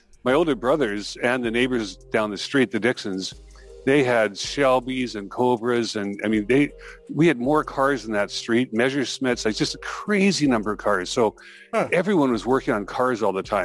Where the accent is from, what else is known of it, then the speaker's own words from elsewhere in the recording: Calgary, Alberta, Canada; I'm from Calgary, Alberta. I was born and raised here, and it's where I'm sitting today